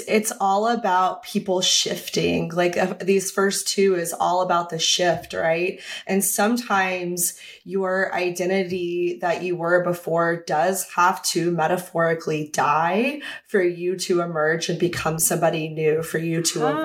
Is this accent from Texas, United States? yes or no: yes; Texas, United States; I'm from Texas